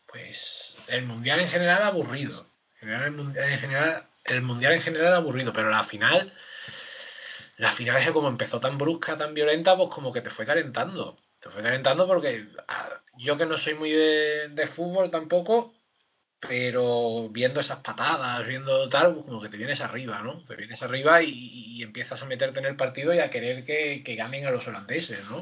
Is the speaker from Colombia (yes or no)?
no; Seville, Andalusia, Spain; yo soy de Sevilla